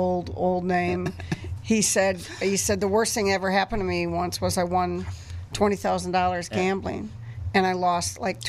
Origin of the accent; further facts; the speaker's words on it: Milwaukee, Wisconsin, United States; I grew up in Milwaukee.